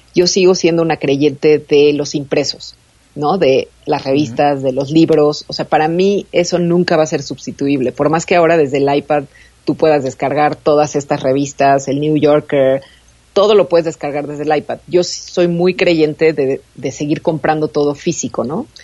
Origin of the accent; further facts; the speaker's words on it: Mexico City, Mexico; los que somos de la Ciudad de México y los que son de Monterrey no tenemos nada que ver